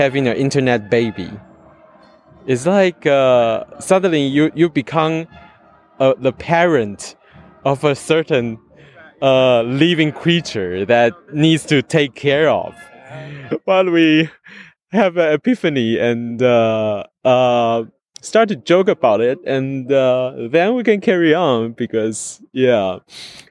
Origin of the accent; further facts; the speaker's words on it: Taiwan; from Taiwan